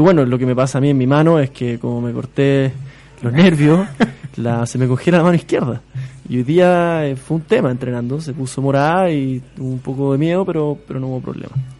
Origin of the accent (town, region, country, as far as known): Chile